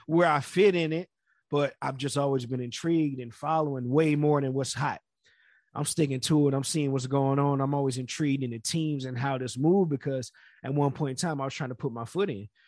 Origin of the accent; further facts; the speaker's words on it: Florida, United States; I'm from Florida